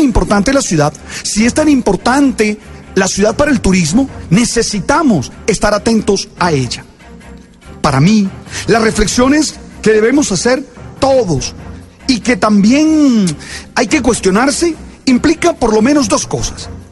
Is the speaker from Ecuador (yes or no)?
no; Colombia; nosotros como colombianos